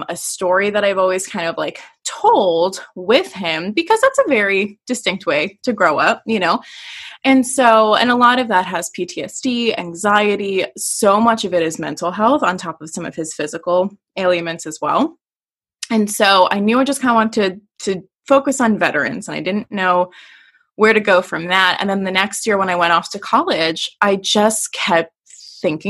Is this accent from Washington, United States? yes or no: no; Door County, Wisconsin, United States; also born or lived in Oshkosh, Wisconsin; so I live in Wisconsin and I'm originally from Door County, which is the thumb.